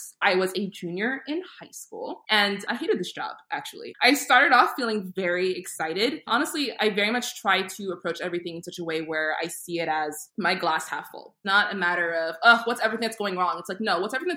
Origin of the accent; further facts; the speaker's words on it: New York City, New York, United States; also born or lived in Saint Martin; now in Rhode Island, United States; I grew up in Queens, New York